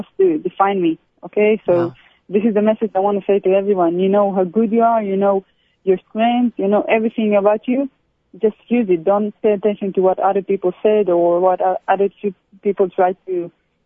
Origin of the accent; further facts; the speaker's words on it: Israel; also born or lived in Brussels, Belgium; I grew up in Ancelia